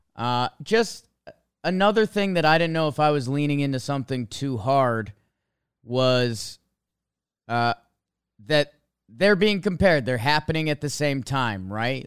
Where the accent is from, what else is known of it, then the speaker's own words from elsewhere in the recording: Connecticut, United States; I grew up in Connecticut